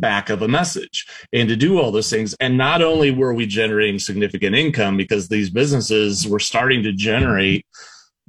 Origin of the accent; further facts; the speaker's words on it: South Central Iowa, United States; I grew up in South Central Iowa. I grew up on a farm